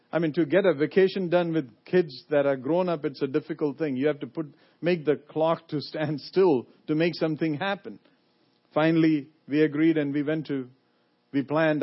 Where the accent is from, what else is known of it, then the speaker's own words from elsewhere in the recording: India; moved away as an adult; also born or lived in Lynchburg, Virginia; now in United States; I come from India. I was born in India